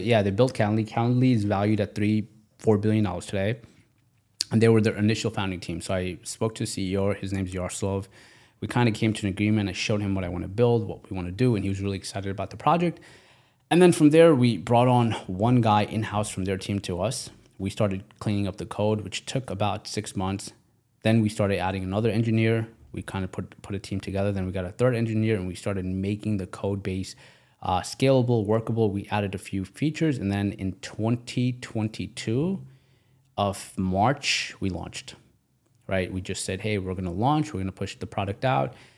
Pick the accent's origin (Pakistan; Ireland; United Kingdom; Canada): Pakistan; now in United States; I come from, I was born in Pakistan. So because I was born in Pakistan, I'm now in America.